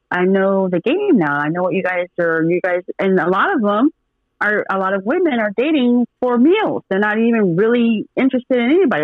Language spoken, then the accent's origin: English; Portland, Oregon, United States; also born or lived in Washington; now in Dallas, United States; I'm from Portland, and I lived in Washington for I got 12, 13 years of my life. I was in Washington before I moved to Dallas, but I'm originally from Portland, Oregon